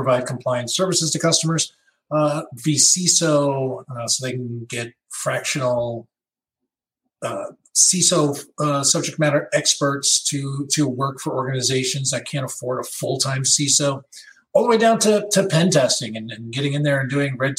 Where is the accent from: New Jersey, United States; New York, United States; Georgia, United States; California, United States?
New York, United States; Long Island; moved away; I grew up on Long Island, New York, which had a very burgeoning hacker community